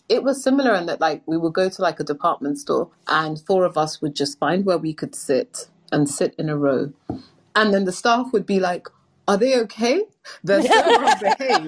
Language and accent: English; London, United Kingdom; London, England.